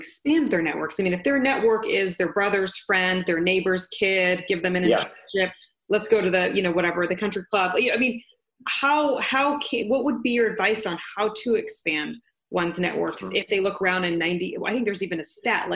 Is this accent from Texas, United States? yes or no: yes; Texas, United States; moved away; growing up in Texas